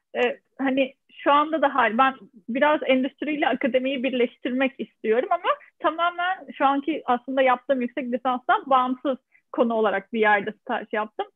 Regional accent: Adana, Turkey; moved away as an adult; also born or lived in Ankara; now in France; ben e, Adana doğumluyum. E, üniversiteye kadar olan eğitimimi de Adana'da tamamladım.

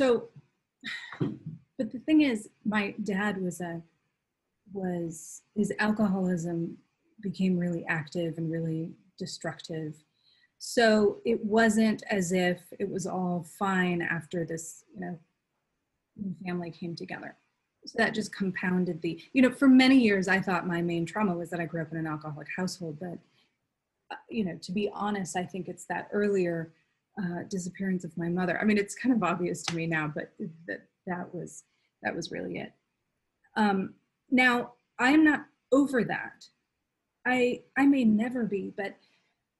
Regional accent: Duluth, Minnesota, United States; I grew up in Duluth, Minnesota, near Lake Superior.

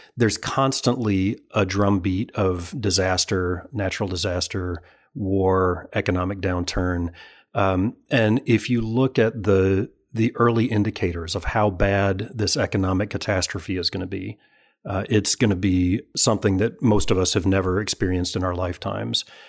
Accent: Alabama, United States; moved away; I'm from Alabama originally

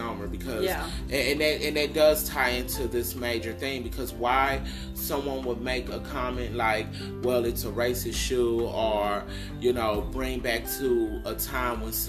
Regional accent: United States; We're citizens of the United States of America

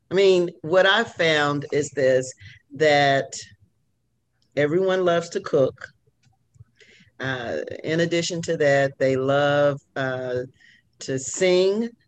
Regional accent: Midwest, United States; now in Louisiana, United States; so like I'm from the Midwest I had to start telling people in Louisiana that there was nothing Southern about me

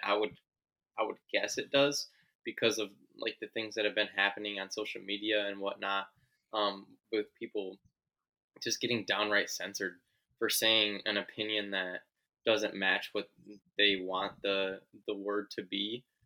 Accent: United States; as an American

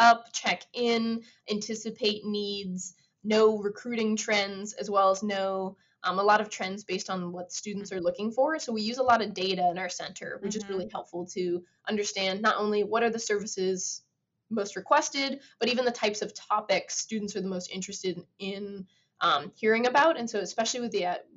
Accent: United States; as being an American

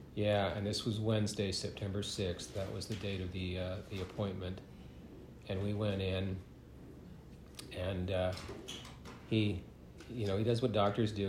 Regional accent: San Leandro, California, United States; moved away; I grew up in the Bay Area in California

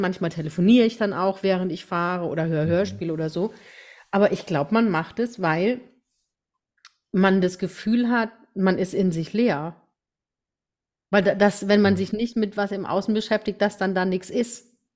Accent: Rhineland-Palatinate, Germany; also born or lived in Deidesheim; bei uns in der Pfalz

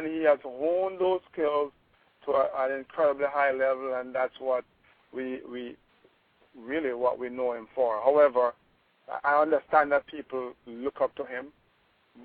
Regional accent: Kingston, Jamaica; I grew up in Olympic Gardens, or as most Jamaicans know, my part of Olympic Gardens as Waterhouse or Firehouse

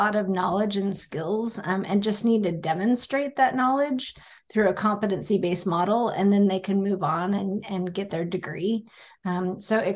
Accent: United States; I was born and raised in the States

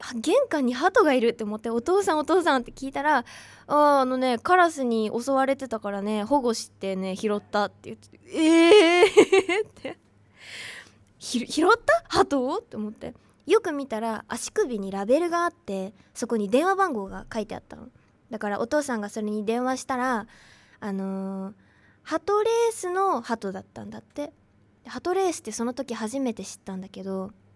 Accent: Mito, Ibaraki, Japan; moved away as an adult; now in Tokyo, Japan; 私の地元は茨城水戸市っていうところ茨城県水戸市っていうところ

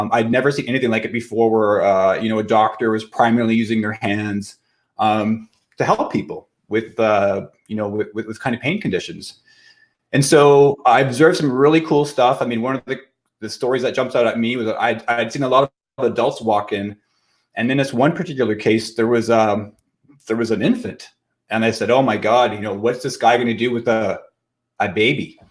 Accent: Kirkland Lake, Ontario, Canada; also born or lived in Ottawa / Toronto; I've been in private practice in my hometown of Kirkland Lake, Ontario.

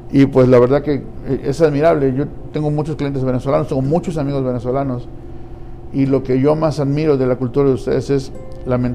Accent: Mexico; moved away as an adult; yo soy mexicano, yo llegué hace 20 años prácticamente y llegué a conseguirme tres trabajos.

